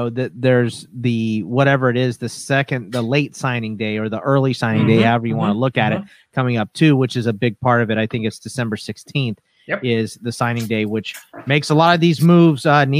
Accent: Texas, United States; The family, yeah, is from Pittsburgh. I was born in Texas

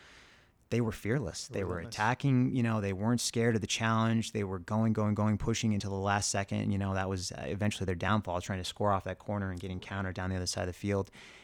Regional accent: Claremont, California, United States; I grew up in the Inland Empire, you know, our northeast of LA in a town called Claremont.

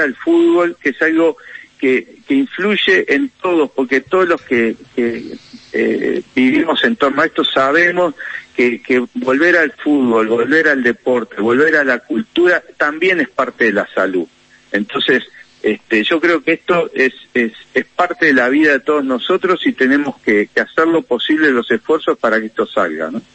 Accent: Uruguay; acá tenemos

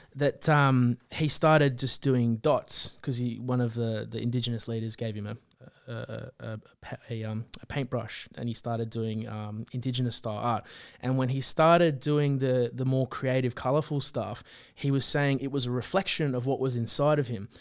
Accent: Central Coast, New South Wales, Australia; moved away as an adult; now in Sydney, Australia; we're from the Central Coast

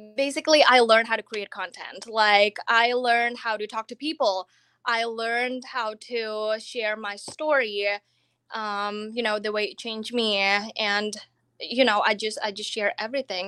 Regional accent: Indonesia; English is a second language; moved away as an adult; now in Florida, United States; I'm already from Indonesia. I came to America, I came to college in two thousand twelve

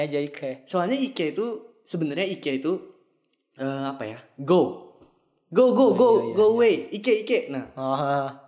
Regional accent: Japan; gue di SMA tuh banyak yang ngomong ke gue gara-gara mereka tahu kan gue dari Jepang kan.

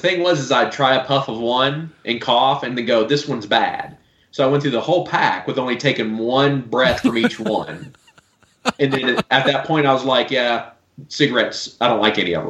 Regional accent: the South, United States; I grew up in the South, so everything was a Coke.

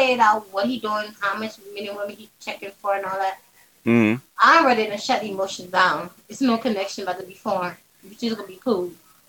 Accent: New York City, New York, United States; I'm from New York

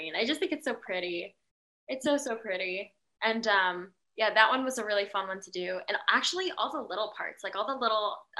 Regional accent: Philippines; I'm Filipino

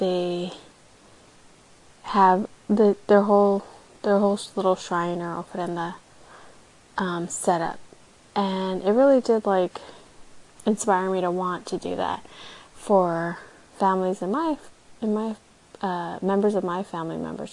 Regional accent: South Texas, United States; now in Austin, United States; I grew up in South Texas

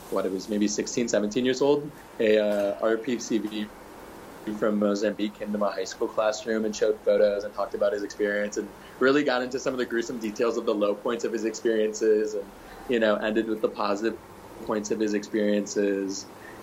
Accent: Michigan, United States; born and raised in Michigan, went to Michigan

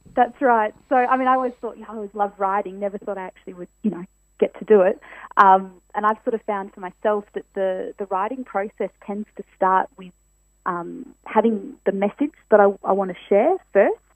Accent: Perth, Western Australia, Australia; born and born and bred in Perth.

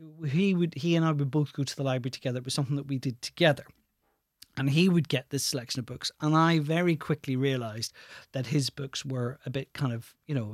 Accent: Ireland; And I said, "Oh, yeah, I'm from Ireland." And instantly, the first thing they would say is, "Oh, you're from the north or the south." And my response was always, "I'm from the east."

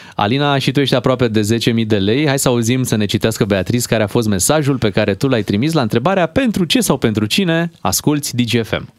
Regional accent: Buzău, Buzău County, Romania; eu m-am născut în Buzău

